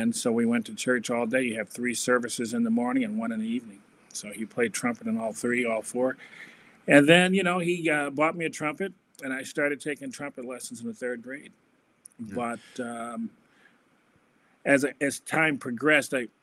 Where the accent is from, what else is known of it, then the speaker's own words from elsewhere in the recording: Detroit, Michigan, United States; moved away as an adult; also born or lived in Minnesota; I am from Detroit, Michigan, the Motor City, from a family of five.